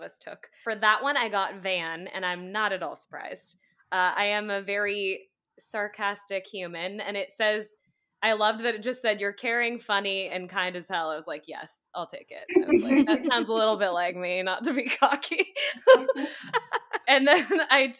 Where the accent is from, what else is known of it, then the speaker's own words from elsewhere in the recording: United States; also born or lived in New York City; the sole American on this pod